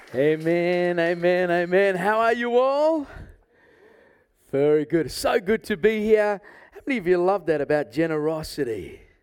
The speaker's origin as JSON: {"language": "English", "country": "South Africa", "moved": "yes", "said": "I came from South Africa originally"}